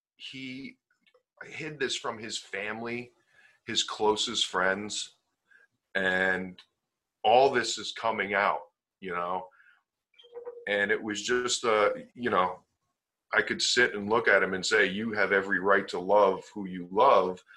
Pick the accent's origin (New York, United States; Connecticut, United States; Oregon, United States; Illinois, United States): Connecticut, United States; also born or lived in Las Vegas, Nevada; I'm from Connecticut, I'm from the East Coast. It looked like it was a better opportunity and a better situation if we came back um, to Connecticut